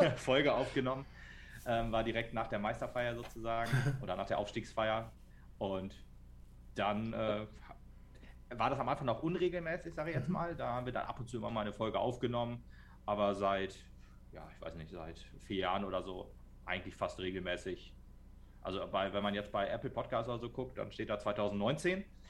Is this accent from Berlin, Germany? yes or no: no; Meppen, Lower Saxony, Germany; ich komme aus Metten